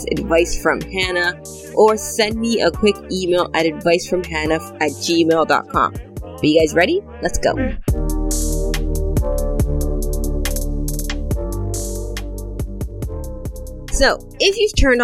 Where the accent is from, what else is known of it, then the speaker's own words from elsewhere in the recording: Canada; also born or lived in Dominican Republic; when I came to Canada at 5